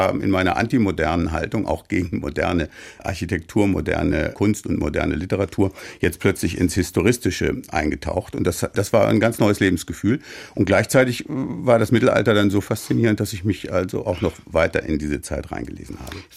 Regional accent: Soest, North Rhine-Westphalia, Germany; wohnte damals als Abiturient, hatte gerade Abitur gemacht, in der super mittelalterlichen Stadt Soest, wo ich geboren bin.

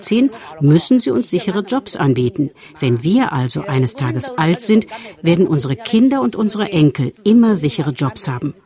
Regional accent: Guiyang, Guizhou, China; habe ich sofort eine Arbeit hier in meiner Heimatstadt gefunden

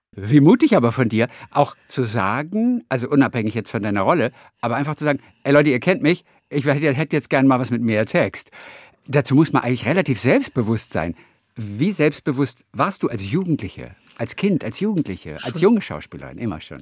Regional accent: Northern Germany, Germany; ich bin Norddeutscher.

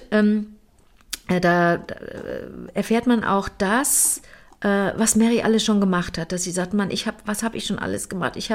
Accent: Bingen, Rhineland-Palatinate, Germany; eine Auto- und Eventfähre in meiner Heimatstadt Bingen.

